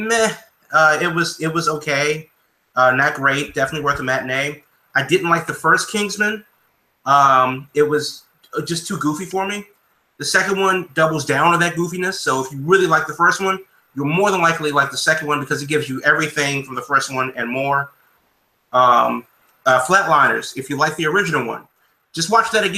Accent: Maryland, United States; growing up in Maryland

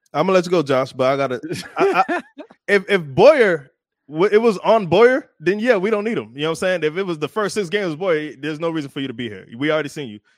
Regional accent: South Florida, United States; I was born and raised in South Florida

